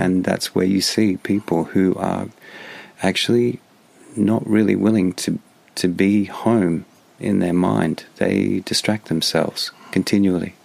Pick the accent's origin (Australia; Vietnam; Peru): Australia; moved away; as an Australian